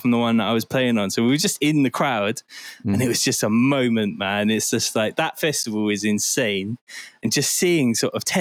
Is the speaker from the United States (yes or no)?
no; Bristol, South West England, United Kingdom; also born or lived in Forest Gate, London; I was born in Forest Gate and then I moved to St. Paul's in Bristol and I was raised there.